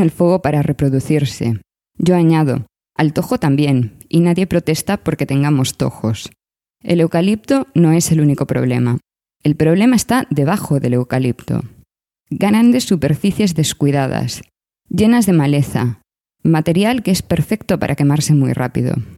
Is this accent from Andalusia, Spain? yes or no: no; Galicia, Spain; moved away; Yo, como gallega emigrada